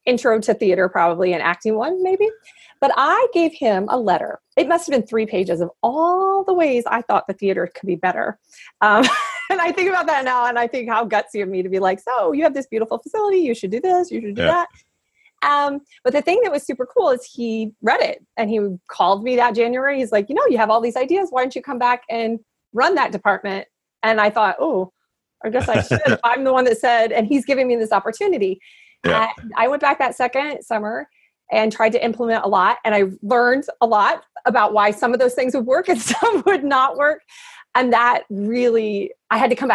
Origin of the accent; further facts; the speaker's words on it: Indiana, United States; moved away; also born or lived in New Hampshire / Minnesota; I grew up in Indiana in the Midwest